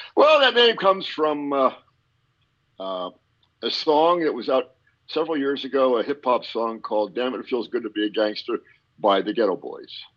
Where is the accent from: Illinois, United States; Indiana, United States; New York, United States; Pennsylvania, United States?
Pennsylvania, United States; Pennsylvania coal region, United States; I am from PA up in the coal region